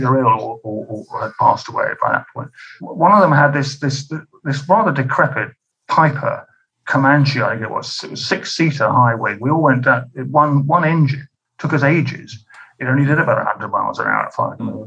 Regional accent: Scotland, United Kingdom; also born or lived in North London; now in London, United Kingdom; I'm Scottish and my dad was very Scottish.

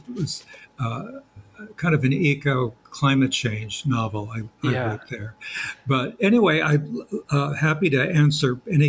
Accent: Marin County, just north of San Francisco, California, United States; moved away as an adult; also born or lived in Bowling Green / England; Marin County, just north of San Francisco, where I grew up.

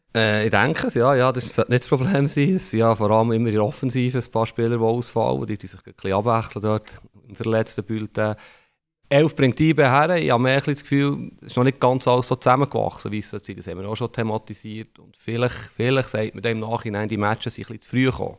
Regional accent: Bern, Switzerland; wo ich bin in den 80er Jahren aufgewachsen in Bern

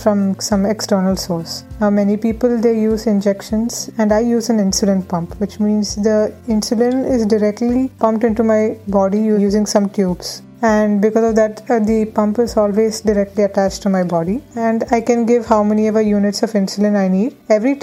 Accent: Pune, Maharashtra, India; moved away as an adult; now in Netherlands; I'm originally from Pune, but I'm currently pursuing my master's degree in the Netherlands

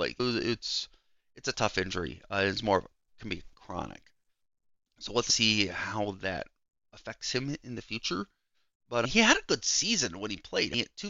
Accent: Cleveland, Ohio, United States; I grew up watching him in Cleveland my whole life.

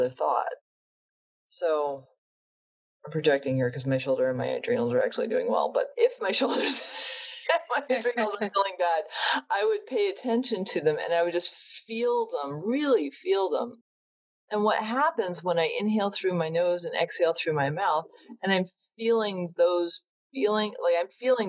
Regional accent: New England, United States; I grew up in New England

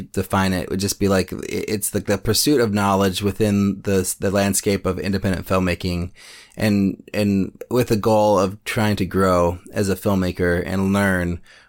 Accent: Berkeley, California, United States; now in Oakland, United States; I'm a filmmaker from Berkeley, California, now in Oakland.

